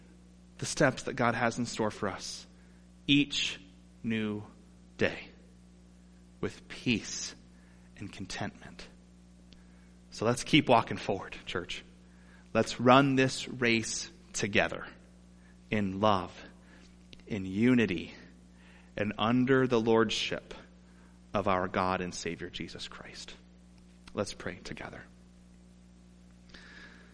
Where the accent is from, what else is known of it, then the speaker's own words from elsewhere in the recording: Toledo, Ohio, United States; Growing up in Toledo